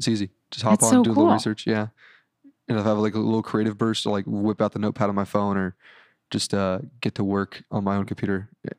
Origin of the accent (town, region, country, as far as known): Orange County, California, United States; born or raised there